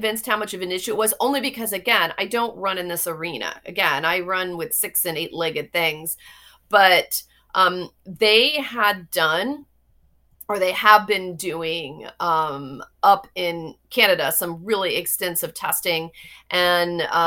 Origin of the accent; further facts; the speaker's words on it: Florida, United States; I grew up in Florida